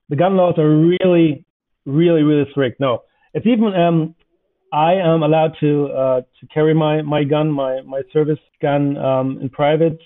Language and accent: English; Northern Germany, Germany; as I come from the North